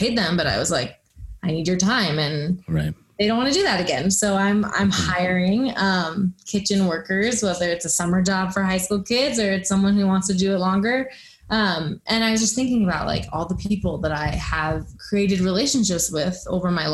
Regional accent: Boulder, Colorado, United States; growing up in Boulder, Colorado

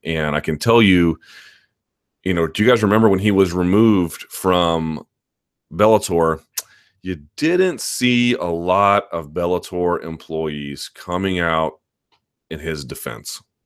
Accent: Washington, District of Columbia, United States; my hometown

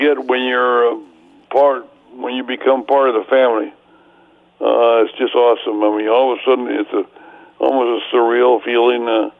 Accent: Sanger, California, United States; and friends from my hometown of Sanger and Fresno.

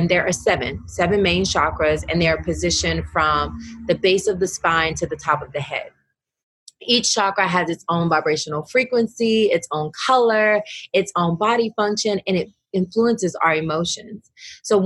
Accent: the South, United States; my Southern upbringing

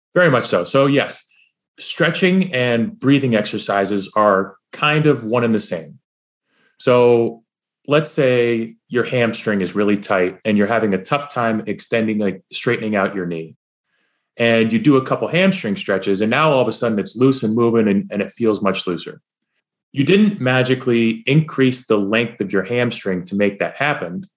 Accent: New York, United States; I'm from New, I'm from New York

